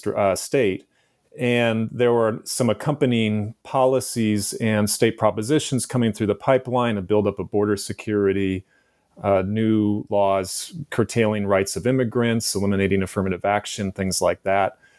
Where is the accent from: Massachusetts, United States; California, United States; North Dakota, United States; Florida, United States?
California, United States; San Francisco; also born or lived in San Diego; my childhood growing up in San Francisco in the 1970s and 1980s